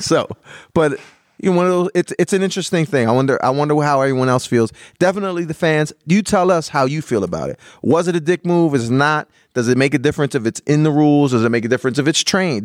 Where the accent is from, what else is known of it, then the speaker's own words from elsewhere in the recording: Canton, United States; moved away; also born or lived in Philadelphia; I grew up in Canton